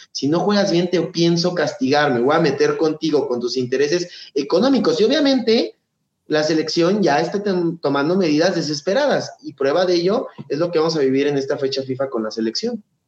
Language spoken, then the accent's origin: Spanish; Mexico City, Mexico; yo soy chilango